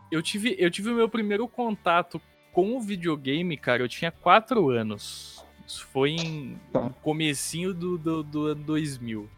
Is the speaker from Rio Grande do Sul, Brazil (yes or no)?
no; Barra Bonita, São Paulo, Brazil; eu sou do interior de, de, de São Paulo, aqui em Barra Bonita